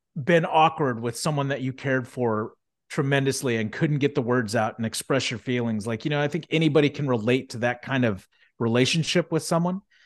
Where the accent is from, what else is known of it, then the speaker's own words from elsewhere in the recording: Houston, Texas, United States; also born or lived in Sugar Land, Texas; Filmed in Houston, Texas. Shout out to my hometown